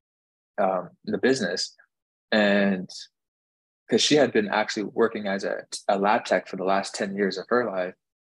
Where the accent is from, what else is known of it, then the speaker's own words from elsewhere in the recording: Northwest Canada, Canada; moved away as an adult; now in Miami, United States; I grew up in Northwest Canada